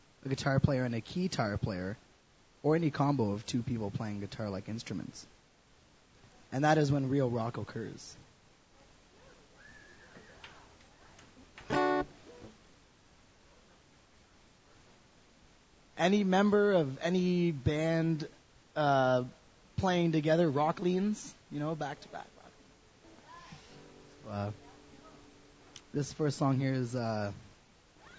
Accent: Ottawa, Ontario, Canada; moved away; I come from Ottawa, and I played in a very rock and roll band called …

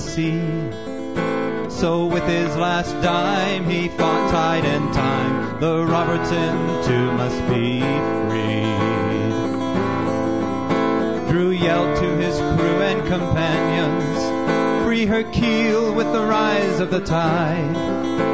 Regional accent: southwestern Ontario, Canada; my hometown, which is a dusty little town in the middle of nowhere in southwestern Ontario.

